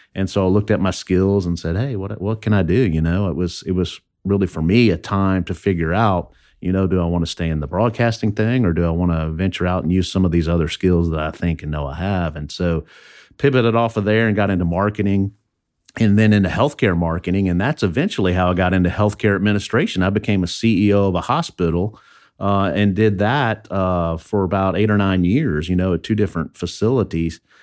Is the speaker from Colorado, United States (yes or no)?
no; southern Indiana, United States; also born or lived in Louisville, Kentucky / Alexandria; now in Baton Rouge, United States; We moved, uh, to Indiana when, I guess I was in first grade and lived on a farm in a forty acre farm in southern Indiana.